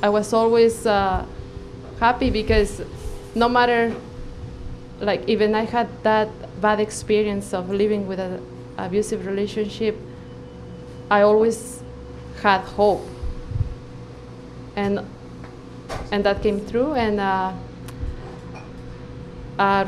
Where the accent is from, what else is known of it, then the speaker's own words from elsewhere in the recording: Mexico; moved away as an adult; now in Canada; I am a physician from Mexico